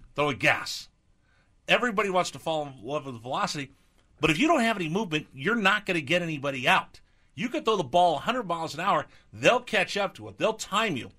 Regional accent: California, United States; moved away; also born or lived in East Coast; I grew up in California

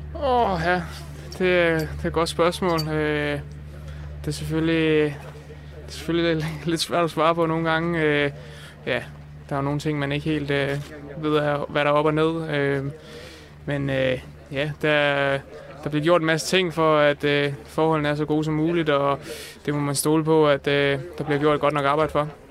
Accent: Denmark; vi som danskere

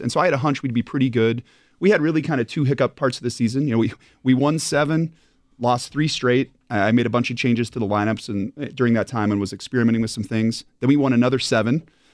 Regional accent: Montana, United States; now in Wisconsin, United States; born and raised in Montana.

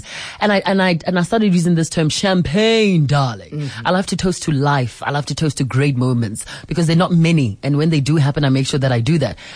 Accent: South Africa; I'm South African

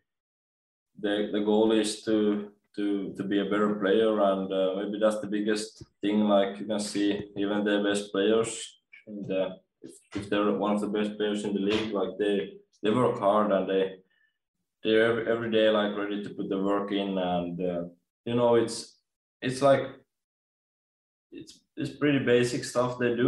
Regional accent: Espoo, Uusimaa, Finland; moved away; I'm from Espoo, Finland

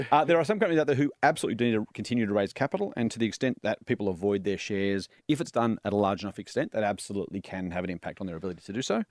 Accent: New South Wales, Australia; I'm a league and union fan 'cause I grew up in New South Wales.

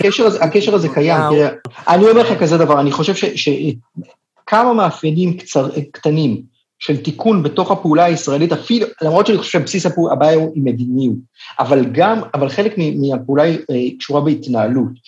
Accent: Israel; אני בתור ישראלי

